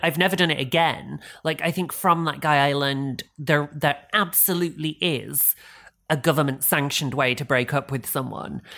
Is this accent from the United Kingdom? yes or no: yes; England, United Kingdom; We're, we're English